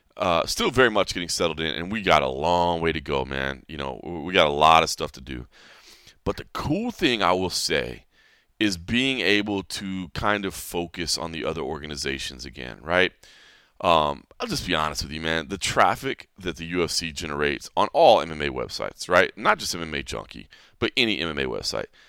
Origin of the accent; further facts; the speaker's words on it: DeSoto, Texas, United States; moved away; Uh, DeSoto actually i-, is where I, with this area, the Dallas-Fort Worth Metroplex